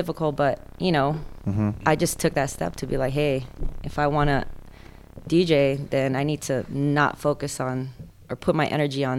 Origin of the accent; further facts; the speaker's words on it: the Bay Area, California, United States; moved away as an adult; now in Las Vegas, United States; I'm from Cali. All over California, actually. I grew up in the Bay Area, and then I went down to Southern California before moving to Vegas.